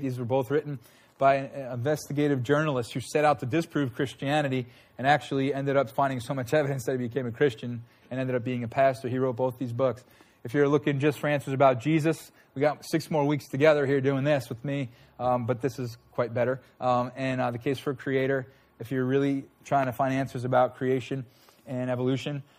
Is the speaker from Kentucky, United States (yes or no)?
no; Huntington Station, New York, United States; I was born in Huntington Station